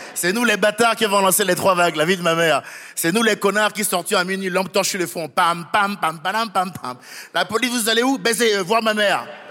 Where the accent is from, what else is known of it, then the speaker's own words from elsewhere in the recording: France; moi, en tant que Français